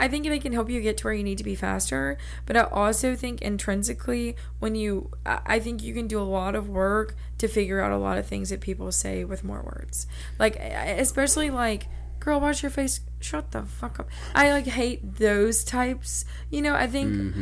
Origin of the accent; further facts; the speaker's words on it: the South, United States; small southern town